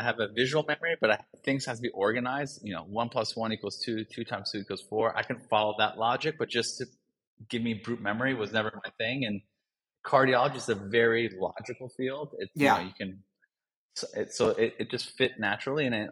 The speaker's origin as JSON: {"language": "English", "region": "Northern Virginia / D.C. region", "country": "United States", "tie": "born or raised there", "said": "I grew up in the Northern Virginia area and the D.C., region"}